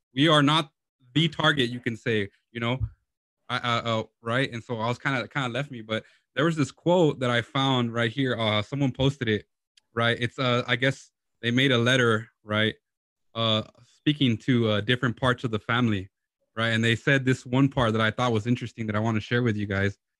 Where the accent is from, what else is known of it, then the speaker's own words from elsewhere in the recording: Lynwood, California, United States; Lynwood, California